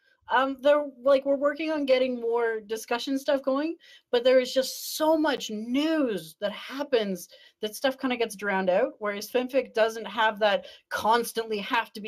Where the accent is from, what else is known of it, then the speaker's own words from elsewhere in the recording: Canada; I'm Canadian